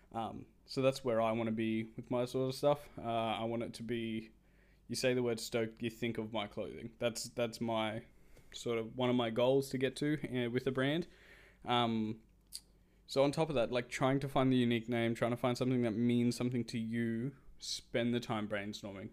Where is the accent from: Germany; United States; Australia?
Australia; I'm Australian